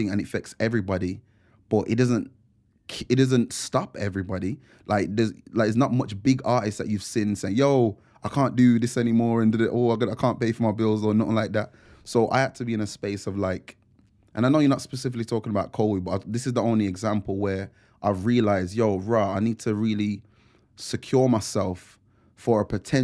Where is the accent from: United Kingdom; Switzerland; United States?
United Kingdom; Wolverhampton, West Midlands; being from Wolves